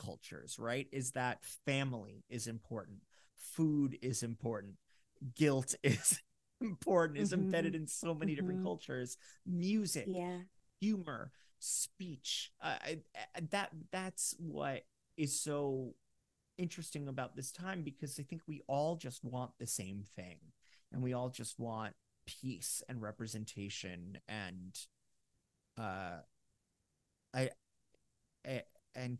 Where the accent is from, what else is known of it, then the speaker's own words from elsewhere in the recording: Fort Lauderdale, Florida, United States; accent: New York; I grew up in Fort Lauderdale in Coral Springs